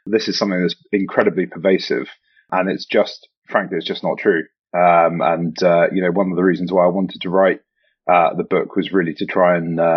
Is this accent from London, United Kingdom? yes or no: yes; London, United Kingdom; moved away as an adult; also born or lived in St Andrews, Scotland / Dundee, Scotland; now in Scotland, United Kingdom; I, I grew up in London, um, but I moved to Scotland um, for university. Um, so I went to St Andrews uh, for very happy years um, at St Andrews with a bit of history um, and a lot of drinking which was which was nice. And I've I've, stayed in Scotland ever since actually.